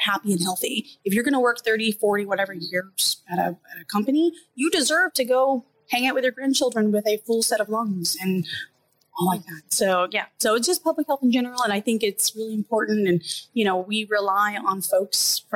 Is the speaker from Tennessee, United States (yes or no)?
no; Orlando, Florida, United States; I'm from Orlando, Florida, and the school is the University of South Florida in Tampa.